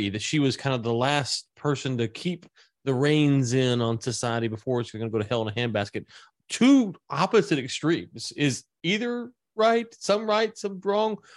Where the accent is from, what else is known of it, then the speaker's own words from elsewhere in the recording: the American South, United States; I'm a Southerner